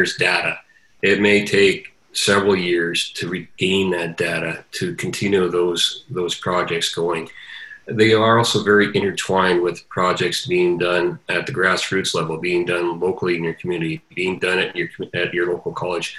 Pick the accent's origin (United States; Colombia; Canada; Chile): Canada; we as Canadian farmers are very proud